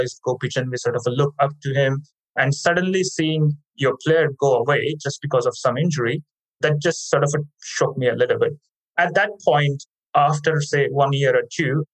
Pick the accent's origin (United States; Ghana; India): India; now in Australia; I grew up in India